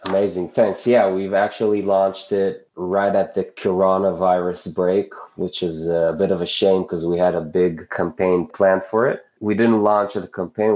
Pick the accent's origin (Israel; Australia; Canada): Israel; I'm from Israel